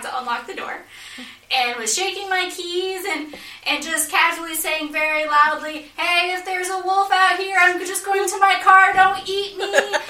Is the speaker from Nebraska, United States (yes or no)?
no; Iowa, United States; moved away; I grew up in Iowa